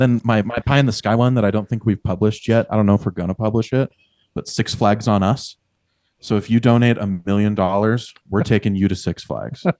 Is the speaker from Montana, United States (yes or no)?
yes; Billings, Montana, United States; moved away as an adult; now in Red Lodge, United States; I come from Billings, just sixty miles down the road